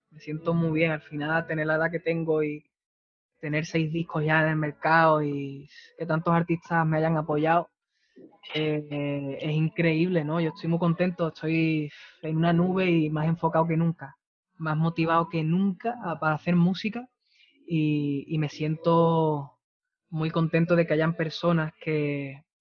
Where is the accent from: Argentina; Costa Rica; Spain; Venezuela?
Spain; Valencia, Valencian Community; Soy de Valencia.